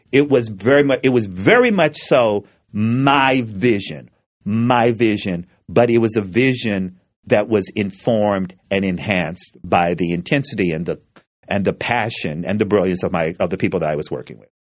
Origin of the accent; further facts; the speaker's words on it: Frankfort, Kentucky, United States; when I was growing up in Frankfort, Kentucky, for the first five or six years of my life, it was a segregated town.